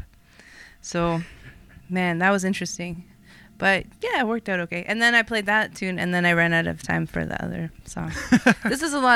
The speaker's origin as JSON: {"language": "English", "town": "Toronto", "region": "Ontario", "country": "Canada", "tie": "born or raised there", "also_born_or_lived": "Montreal", "moved": "as an adult", "said": "I am from originally North York, which is a suburb of Toronto"}